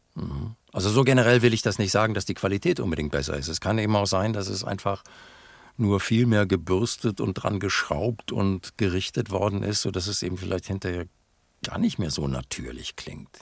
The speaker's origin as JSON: {"language": "German", "region": "North Rhine-Westphalia", "country": "Germany", "said": "ich bin Westfale. Ich bekenne mich dazu. Ich bin, ich meine, wir Westfalen sind die Berner Deutschlands. Wir sind langsam"}